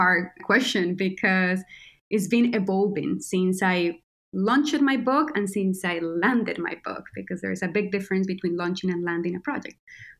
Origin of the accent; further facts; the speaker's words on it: Quindío, Colombia; moved away; I'm a Colombian creator. That's how I like to call myself. And I was born and raised in Colombia, in Quindío, which is the tiniest state in Colombia, and is traditionally known for coffee.